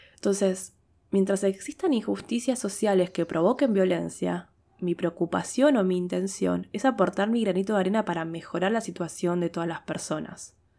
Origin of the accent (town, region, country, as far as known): Argentina